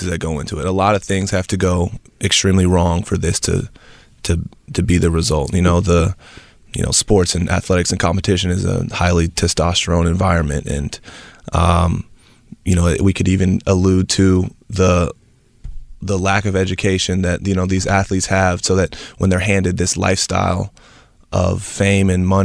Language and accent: English; Nashville, Tennessee, United States; moved away as an adult; also born or lived in Malibu, California; now in Los Angeles, United States; I'm originally from Tennessee, Nashville, Tennessee